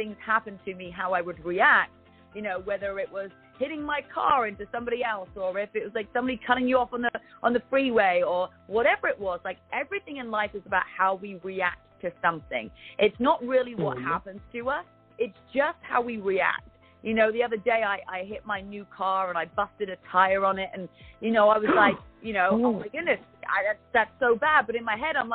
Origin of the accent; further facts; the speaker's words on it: United Kingdom; accent: British; moved away as an adult; my British accent